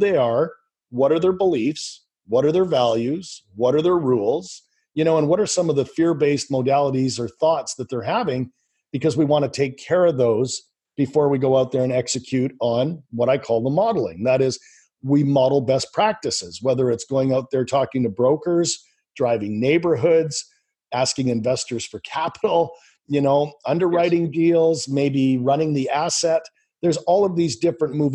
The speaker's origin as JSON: {"language": "English", "country": "Canada", "also_born_or_lived": "Vancouver, British Columbia, Canada", "said": "I live in Vancouver, British Columbia, Canada. So I'm Canadian"}